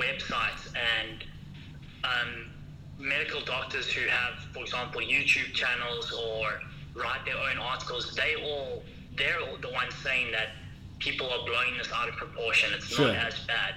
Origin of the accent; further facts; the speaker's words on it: Howick, KwaZulu-Natal, South Africa; moved away as an adult; now in Wuhan, China; I'm from Harwick